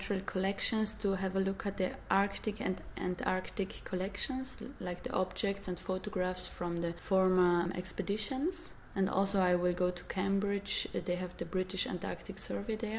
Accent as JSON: {"language": "English", "region": "Dolomites", "country": "Italy", "moved": "yes", "said": "where I come from the Dolomites, these mountains in Italy"}